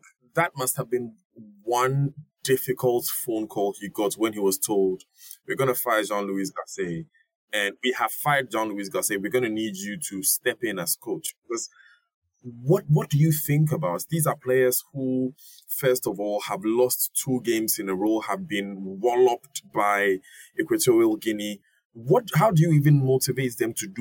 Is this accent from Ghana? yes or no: yes; Ghana; as a Ghanaian